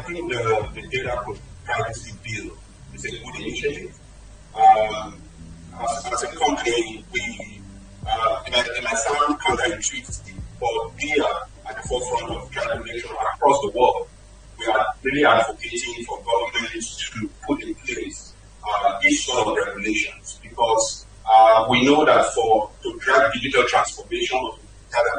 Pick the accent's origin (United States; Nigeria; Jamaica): Nigeria; as a Nigerian